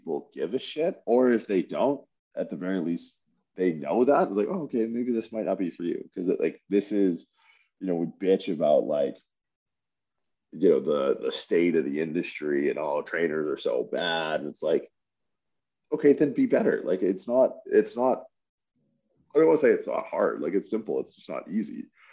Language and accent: English; Windsor, Ontario, Canada; I grew up in Windsor, Ontario